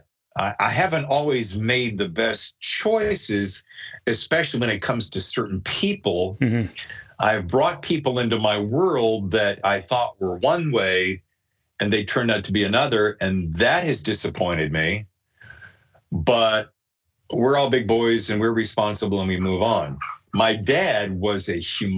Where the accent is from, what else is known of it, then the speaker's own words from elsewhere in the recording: North Carolina, United States; moved away as an adult; also born or lived in New York / Los Angeles / Chicago; I'm living in North Carolina, which is, fine. I love it. It's my home birth state.